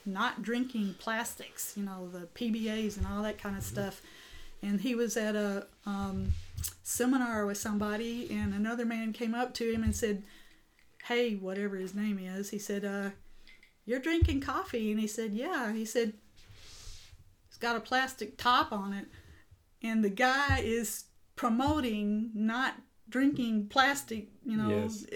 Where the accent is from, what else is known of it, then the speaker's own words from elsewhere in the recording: the South, United States; I grew up in the South